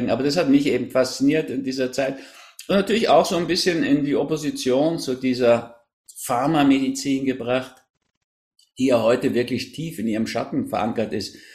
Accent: Berlin, Germany; also born or lived in Hamburg; Ich bin so eine Mischung aus Berlin und Hamburg, in Berlin geboren.

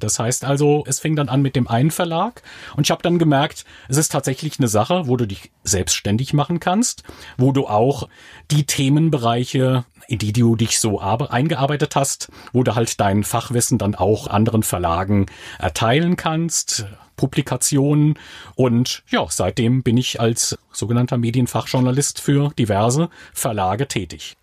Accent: Diez, Rhineland-Palatinate, Germany; Ich bin in Dietz an der Lahn geboren, bei Limburg

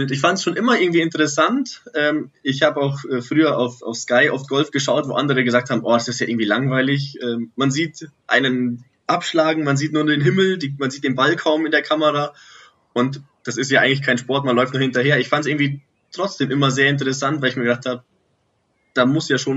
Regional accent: Munich, Bavaria, Germany; Ich komme aus dem Norden von München, in der Nähe von der Allianz Arena.

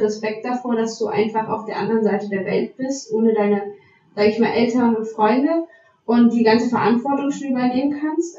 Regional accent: Saxony, Germany; ich komme aus, äh, aus Sachsen

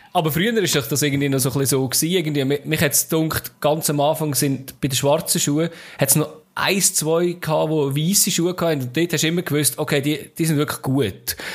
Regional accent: Switzerland; bei uns in der Schweiz

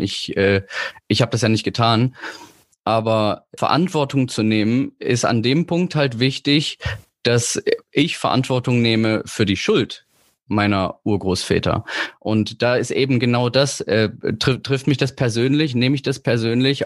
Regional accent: Leipzig, Saxony, Germany; moved away; Ich komme ja eigentlich aus Leipzig

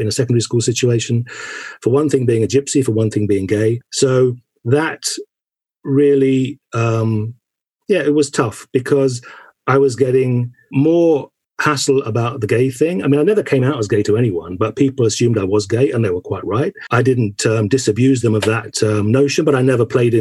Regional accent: St Mary Cray, London, United Kingdom; where I was born in St. Mary Cray. I was born in 61, so I was kind of going to early school in the late 60s and early 70s.

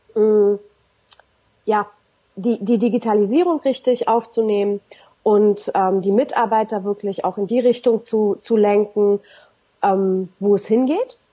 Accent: Berlin, Germany; Zusätzlich bin ich in Berlin-Neukölln groß geworden

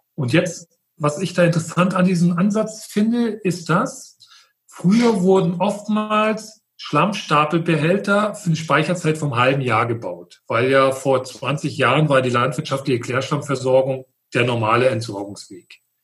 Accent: Friedland, Mecklenburg-Vorpommern, Germany; ich komme aus Mecklenburg, aus Friedland

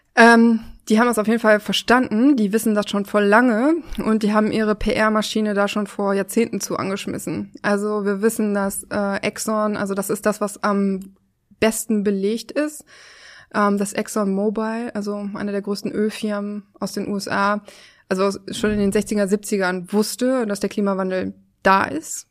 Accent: Oberhausen, North Rhine-Westphalia, Germany; now in Berlin, Germany; Ich komme aus Oberhausen, aus Nordrhein-Westfalen

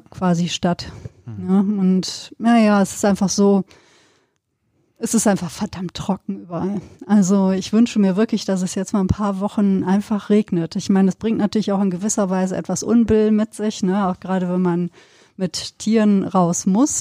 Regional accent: Sauerland, North Rhine-Westphalia, Germany; now in Cologne, Germany; habe ja auch meine, meine Kindheit da auf dem Land verbracht, dann im Sauerland

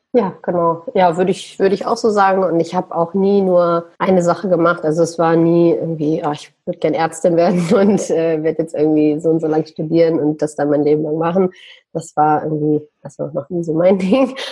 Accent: Düsseldorf, North Rhine-Westphalia, Germany; moved away as an adult; Ich bin in Deutschland, in Düsseldorf geboren, sage ich mal, bin aber seit einigen Jahren, ich sage ich sag mal so seit acht, neun Jahren in der Welt unterwegs.

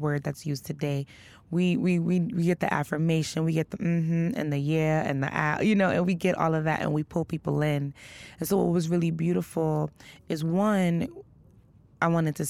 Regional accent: New York City, New York, United States; I come from Brooklyn, East New York. I come from, quote unquote, the inner city. I grew up, you know, witnessing violence

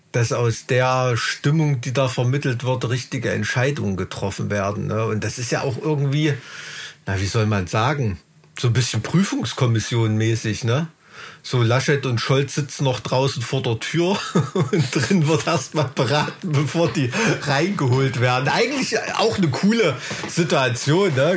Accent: Thuringia, Germany; hier in Thüringen

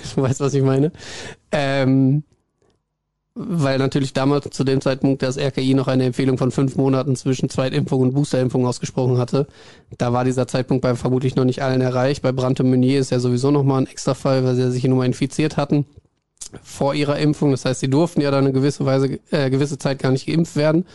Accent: Hagen, North Rhine-Westphalia, Germany; moved away; Es zieht mich zurück in meine Heimat. Ich komme ja ursprünglich aus Hagen

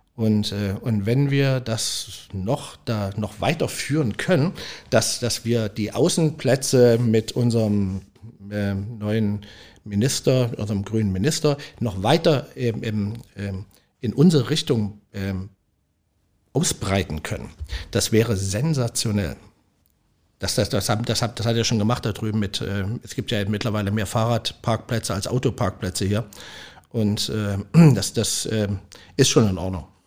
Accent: Leipzig, Saxony, Germany; moved away as an adult; also born or lived in Weisenheim am Berg, Palatinate / St. Pauli, Hamburg; now in Hamburg, Germany; Ich bin Großstadtkind, ich komme aus Leipzig

